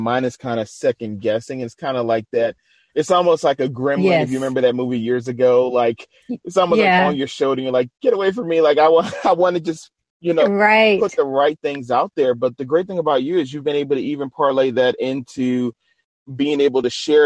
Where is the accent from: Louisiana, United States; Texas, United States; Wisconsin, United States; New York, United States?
Louisiana, United States; New Orleans; I'm from New Orleans.